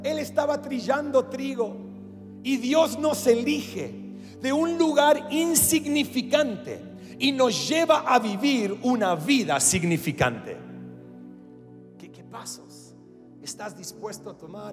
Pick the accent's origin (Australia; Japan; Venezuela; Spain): Australia; first language English; Spanish is a second language; moved away as an adult; also born or lived in Latin America; mi primer idioma es el inglés. Yo soy australiano. Sé que mis ojos azules y mi cabello rubio te comunica eso. Nacido en Australia